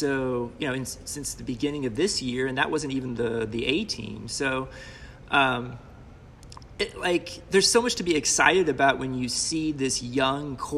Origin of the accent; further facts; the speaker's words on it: Kansas City, United States; I grew up in Kansas City